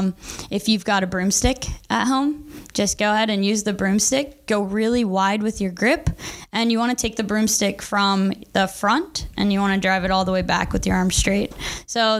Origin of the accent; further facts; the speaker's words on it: Maryland, United States; moved away; I'm from Maryland